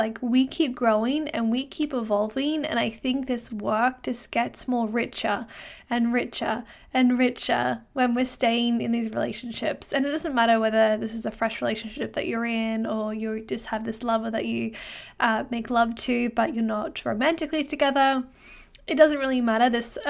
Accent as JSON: {"language": "English", "town": "Brisbane", "region": "Queensland", "country": "Australia", "lives_now": "Canada", "said": "well, where I'm from Brisbane in Australia, it's kind of hot all year round. I wouldn't say that we have a winter."}